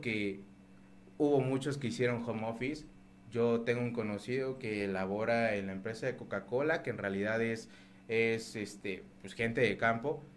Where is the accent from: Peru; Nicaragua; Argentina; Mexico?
Mexico